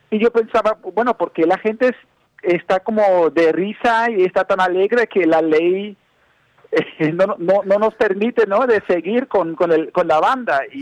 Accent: United States; yo como eh, como un gringo, ¿no? Como se me puede ver.

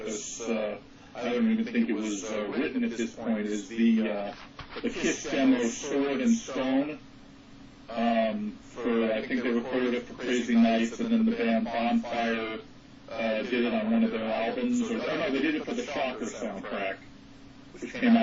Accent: Fountain Valley, California, United States; I'm from Fountain Valley, California, which is actually right next door to Santa Ana.

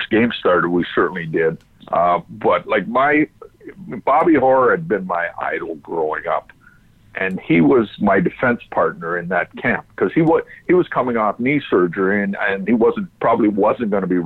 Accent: Ontario, Canada; growing up in Ontario

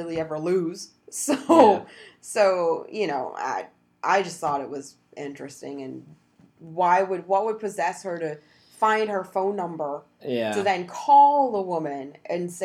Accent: United States; we're Americans

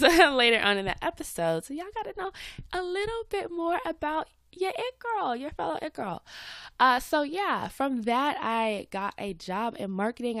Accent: Atlanta, Georgia, United States; accent: Southern; I live in Atlanta. I'm from Atlanta. Uh, every now and then you might hear my Southern accent come out

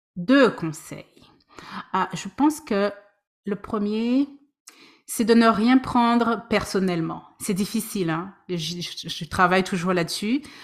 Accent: Guadeloupe; also born or lived in France; now in Vancouver, Canada; je suis originaire de la Guadeloupe. J'ai vécu en France pendant plus d'une dizaine d'années. Ça fait cinq ans que je suis à Vancouver

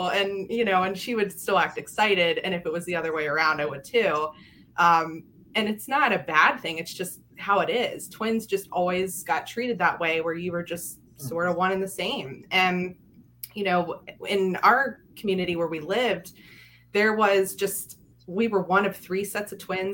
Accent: Yellow Springs, Maryland, United States; I grew up in Frederick in a small town called Yellow Springs, or small community.

